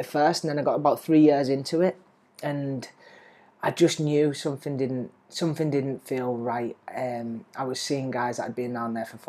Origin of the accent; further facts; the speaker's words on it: Lake District, North West England, United Kingdom; moved away as an adult; now in Ho Chi Minh City, Vietnam; 25,000 people in my town